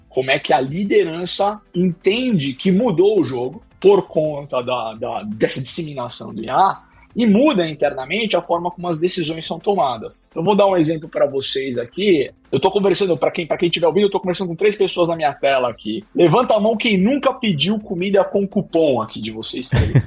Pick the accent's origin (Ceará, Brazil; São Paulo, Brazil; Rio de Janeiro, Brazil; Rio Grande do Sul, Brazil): São Paulo, Brazil; eu sou originalmente da Moca, em São Paulo